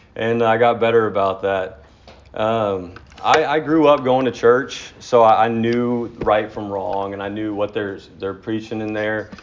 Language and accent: English; near Dallas, Texas, United States; I was born in Texas, uh, near outside of Dallas